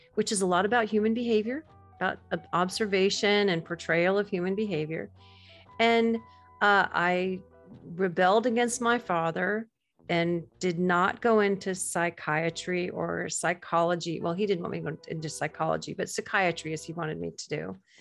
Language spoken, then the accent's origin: English; Gulf Coast of Florida, United States; I grew up on the Gulf Coast of Florida